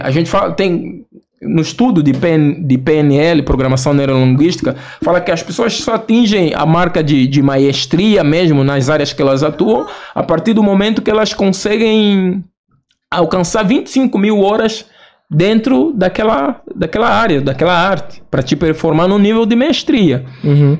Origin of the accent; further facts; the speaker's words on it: Angola; moved away as an adult; also born or lived in Rio Grande do Sul, Brazil; now in Brazil; a gente é angolano